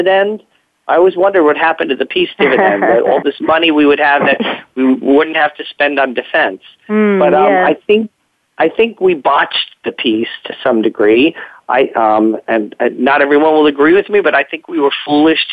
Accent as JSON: {"language": "English", "town": "New York City", "region": "New York", "country": "United States", "tie": "born or raised there", "said": "growing up in the Cold War, and especially in New York City"}